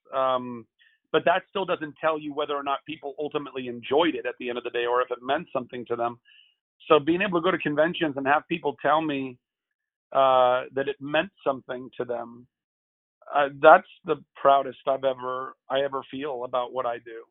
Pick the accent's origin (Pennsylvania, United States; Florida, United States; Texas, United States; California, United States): California, United States; Southern; also born or lived in Lake Charles, Louisiana; I grew up in Southern California most of my life